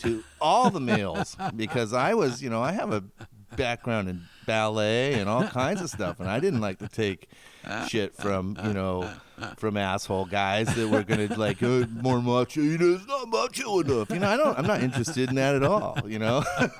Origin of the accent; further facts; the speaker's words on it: Scotts Mills, Oregon, United States; I grew up in Scotts Mills, Oregon, which is by Silverton.